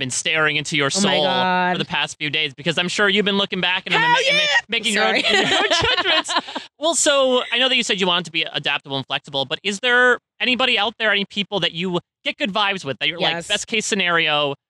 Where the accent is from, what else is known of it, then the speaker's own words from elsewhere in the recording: New Jersey, United States; I'm from New Jersey.